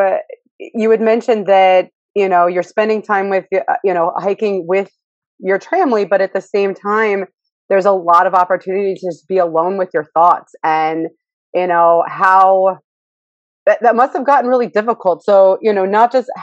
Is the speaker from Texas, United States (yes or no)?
yes; Texas, United States; now in Philadelphia, United States; growing up in Texas, I grew up with Frito pie